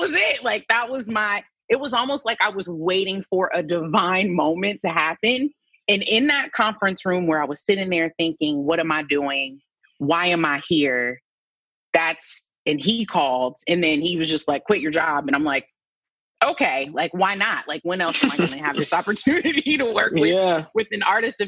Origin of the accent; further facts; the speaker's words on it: Canton, Ohio, United States; moved away; also born or lived in Nashville; We're both from Canton, Ohio. I've known his mom my entire life.